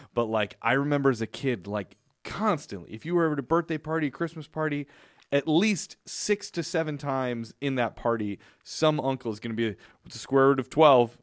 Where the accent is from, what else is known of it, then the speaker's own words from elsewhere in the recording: Chicago, Illinois, United States; I grew up in Chicago